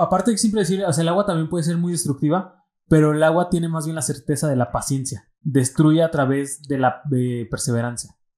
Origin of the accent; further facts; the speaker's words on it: Michoacán, Mexico; somos michoacanos